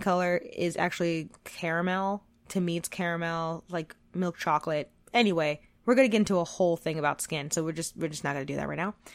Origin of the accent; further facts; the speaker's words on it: United States; I was born and raised in America